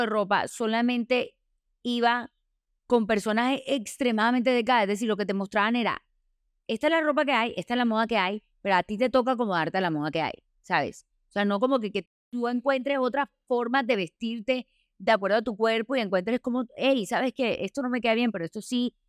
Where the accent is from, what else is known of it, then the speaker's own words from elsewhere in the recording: Colombia; pasa en Colombia, pasa en nuestra sociedad